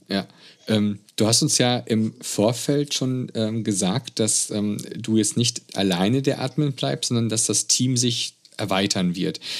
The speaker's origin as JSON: {"language": "German", "country": "Germany", "said": "bei uns in Deutschland"}